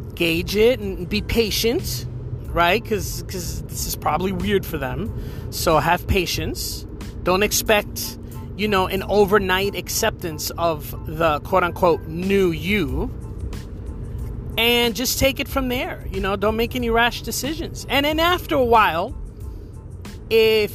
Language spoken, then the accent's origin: English; New Jersey, United States; moved away as an adult; now in Florida, United States; I moved from New Jersey to Florida years ago